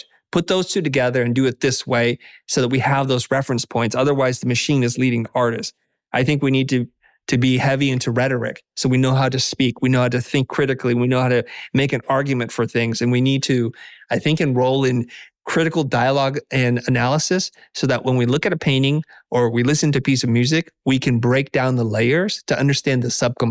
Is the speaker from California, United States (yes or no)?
yes; Silicon Valley, California, United States; I grew up in the Valley, in Silicon Valley, as a first generation immigrant